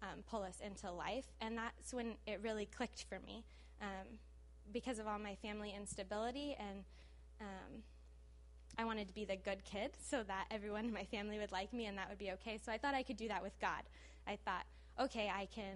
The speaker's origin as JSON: {"language": "English", "town": "Los Angeles", "region": "California", "country": "United States", "tie": "born or raised there", "said": "I did not grow up in Brazil. I grew up in the San Fernando Valley"}